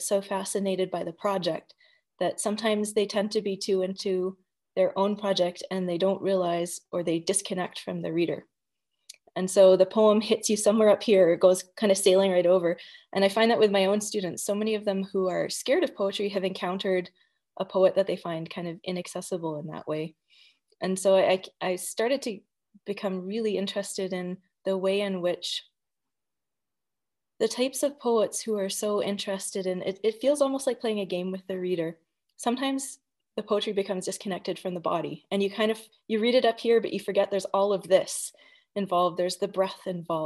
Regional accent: Edmonton, Alberta, Canada; I grew up in the Edmonton literary community, I was very grateful and very lucky to grow up within that group.

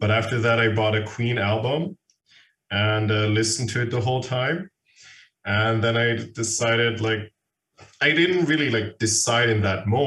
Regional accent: Vienna, Austria; Born and raised in Vienna

